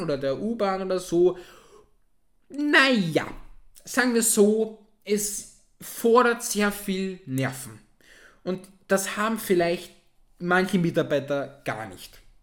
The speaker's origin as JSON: {"language": "German", "country": "Austria", "said": "mir als Österreicher"}